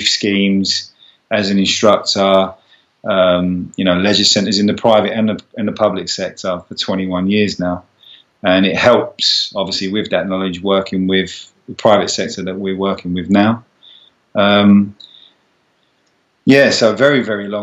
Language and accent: English; Essex, East of England, United Kingdom; Growing up in Essex